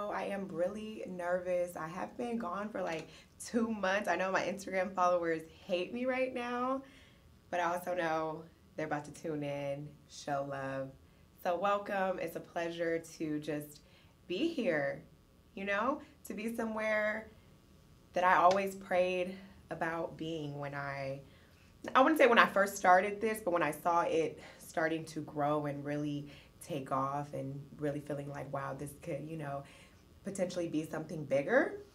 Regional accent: Petersburg, Virginia, United States; I'm from Petersburg, Virginia. Shout out to the 804.

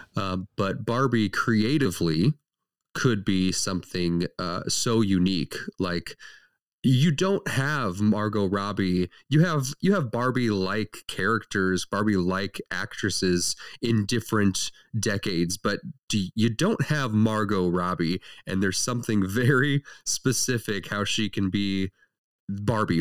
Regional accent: St. Louis, Missouri, United States; we are from Saint Louis

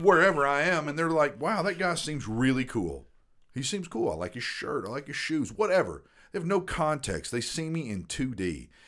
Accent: the South, United States; I grew up in the South

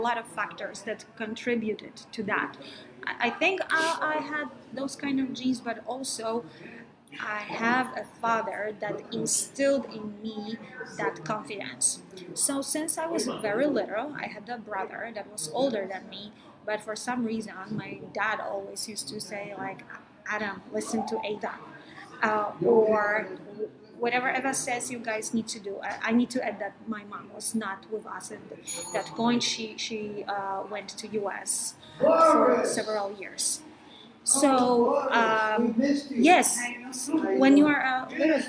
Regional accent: Poland; also born or lived in Denmark; now in New York, United States; I moved here from Denmark and I'm Polish.

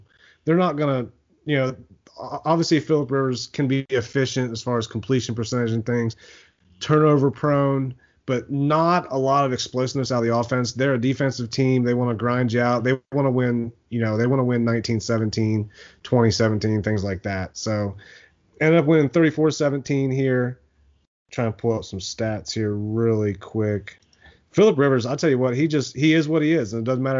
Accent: Cleveland, Ohio, United States; my hometown Browns.

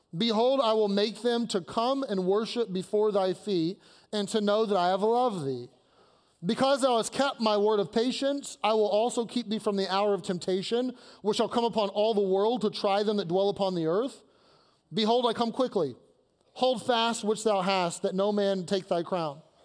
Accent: Kentucky, United States; now in Pittsburgh, United States; I'm from Kentucky, where we marry our cousins

